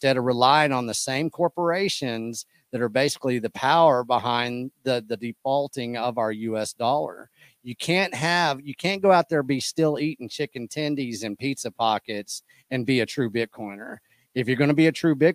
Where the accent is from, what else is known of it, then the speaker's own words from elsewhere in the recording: small town in Texas, United States; I was raised as a Texan in a small town